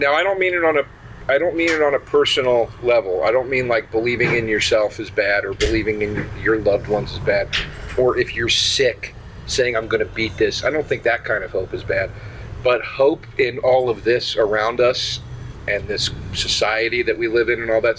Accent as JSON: {"language": "English", "country": "United States", "said": "I'm the American, I'm the one that speaks English"}